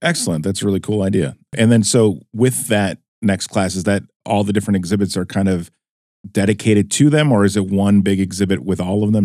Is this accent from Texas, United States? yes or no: no; Wisconsin, United States; I grew up kinda off of Highway eighty-three